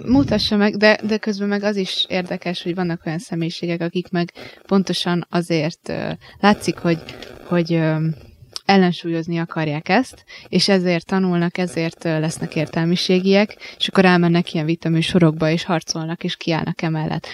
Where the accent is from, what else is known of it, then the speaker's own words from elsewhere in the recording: Hungary; itt vagyunk magyarok